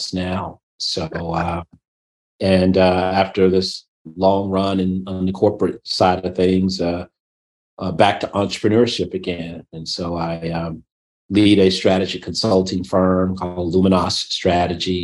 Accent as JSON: {"language": "English", "town": "Memphis", "region": "Tennessee", "country": "United States", "tie": "born or raised there", "moved": "yes", "said": "I was born and raised in Memphis, Tennessee"}